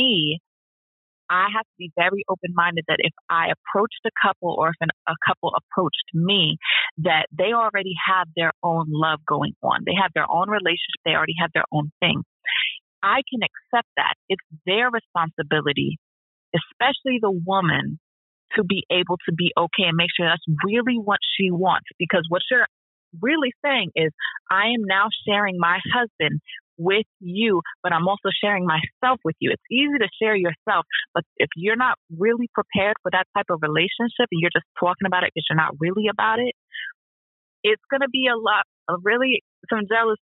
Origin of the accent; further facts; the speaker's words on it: Philadelphia, Pennsylvania, United States; I'm from Philly